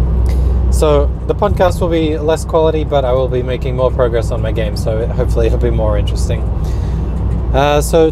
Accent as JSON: {"language": "English", "country": "Australia", "also_born_or_lived": "Sweden", "accent": "Australian", "moved": "as an adult", "lives_now": "Oskarshamn, Sweden", "said": "You can probably tell from my accent that I'm Australian, but I'm living in Sweden for the past 3 years"}